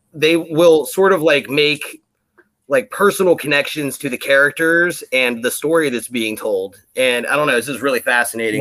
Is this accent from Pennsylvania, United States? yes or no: yes; Pennsylvania, United States; moved away as an adult; now in Washington, United States; I, am uh, from Pennsylvania myself